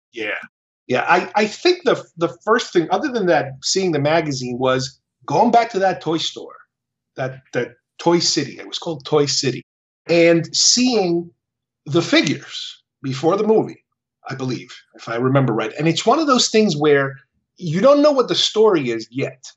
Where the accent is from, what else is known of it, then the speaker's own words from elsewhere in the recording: Uruguay; moved away; When I was growing up in Uruguay